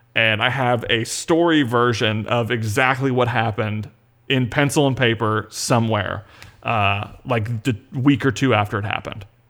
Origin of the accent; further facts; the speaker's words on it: Panama City, Florida, United States; grew up in Panama City, Florida, in the Panhandle